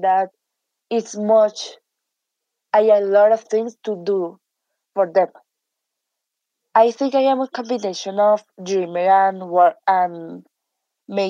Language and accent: English; Bogotá, Colombia; I am 14 years old. I am from Bogota, Colombia.